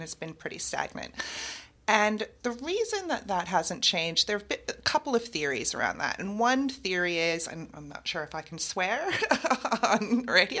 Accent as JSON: {"language": "English", "country": "United States", "also_born_or_lived": "United Kingdom", "accent": "American", "moved": "as an adult", "lives_now": "Melbourne, Australia", "said": "my American accent"}